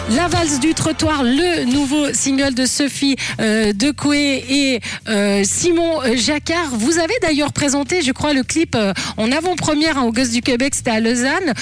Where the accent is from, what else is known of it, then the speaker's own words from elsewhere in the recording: Italy; moved away; je suis italienne